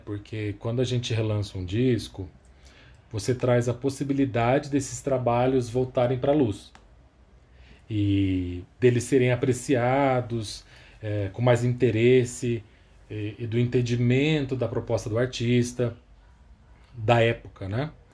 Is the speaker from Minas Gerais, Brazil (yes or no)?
no; Campinas, São Paulo, Brazil; now in São Paulo, Brazil; eu nasci em Campinas, é, no interior de São Paulo. Hoje eu moro aqui em São Paulo, capital.